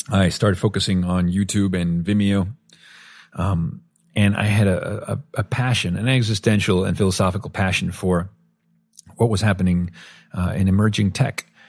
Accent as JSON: {"language": "English", "country": "Venezuela", "tie": "born or raised there", "said": "growing up in Venezuela"}